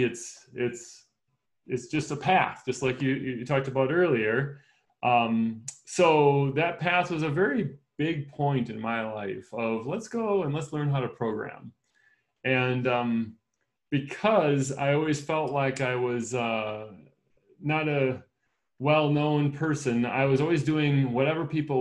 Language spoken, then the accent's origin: English; Wisconsin, United States; I was raised in Wisconsin